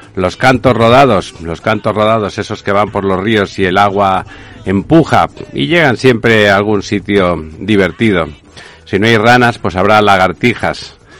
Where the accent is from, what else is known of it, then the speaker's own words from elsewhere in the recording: Catalonia, Spain; en Cataluña eh, un territorio del Reino de España, territorio del Reino de España, recuerdo, eh, donde yo nací